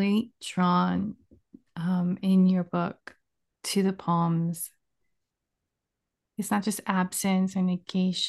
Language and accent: English; Virginia, United States; I grew up mostly in Virginia.